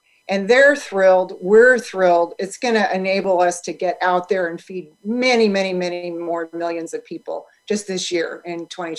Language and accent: English; Midwest, United States; So, you know, we grew up again in the Midwest. Bob Evans sausages was the thing.